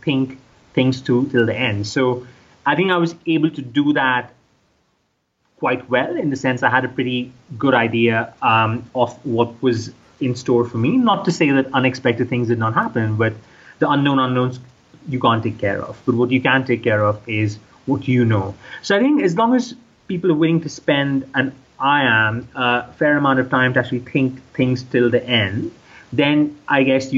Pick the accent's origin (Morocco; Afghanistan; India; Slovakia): India; moved away as an adult; also born or lived in United States / United Kingdom; I grew up in India, so I had a pretty good idea of the local culture